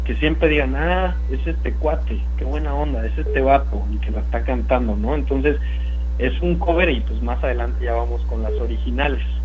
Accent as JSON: {"language": "Spanish", "region": "Sonora", "country": "Mexico", "tie": "born or raised there", "moved": "yes", "lives_now": "Mexico City, Mexico", "said": "Yo nací en Sonora, vivo en la Ciudad de México"}